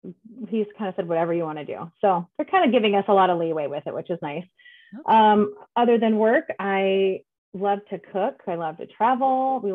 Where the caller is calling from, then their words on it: San Diego, California, United States; That's okay. I live in San Diego.